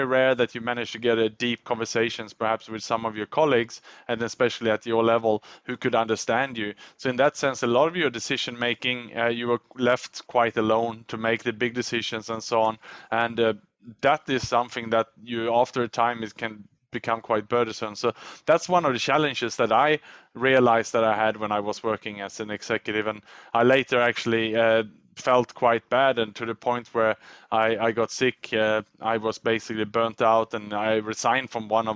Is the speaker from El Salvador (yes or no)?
no; Sweden; first language Swedish; English is a second language; moved away as an adult; also born or lived in Australia / Thailand / Indonesia / Vietnam; now in Singapore; I was born in Sweden, but I left my home country in the 90s. I decided to go to Australia to study